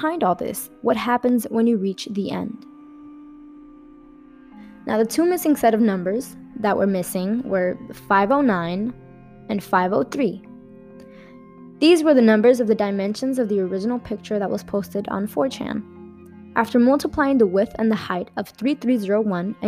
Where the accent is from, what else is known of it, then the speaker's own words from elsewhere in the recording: Miami, Florida, United States; I'm from Miami